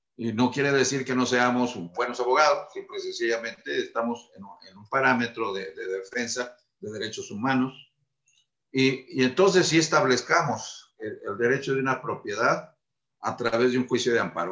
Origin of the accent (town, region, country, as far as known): Mexico